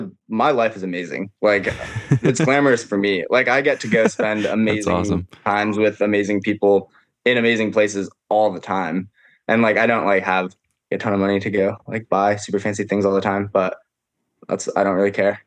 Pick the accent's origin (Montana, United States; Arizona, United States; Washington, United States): Washington, United States; Issaquah; I grew up in Issaquah. My mom still lives here in Issaquah in this house that I'm in right now